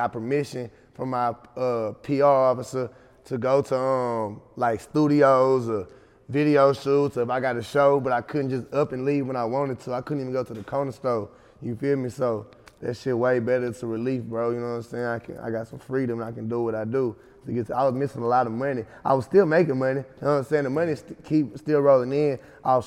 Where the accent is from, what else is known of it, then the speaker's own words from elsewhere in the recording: Texas City, Texas, United States; now in Houston, United States; I'm from Tech City, Texas